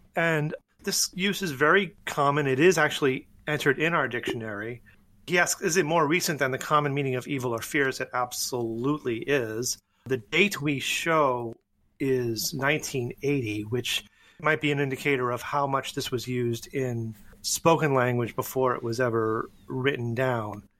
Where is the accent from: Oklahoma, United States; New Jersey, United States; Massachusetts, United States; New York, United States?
Massachusetts, United States; north of Boston, New England; I grew up in New England. I grew up north of Boston.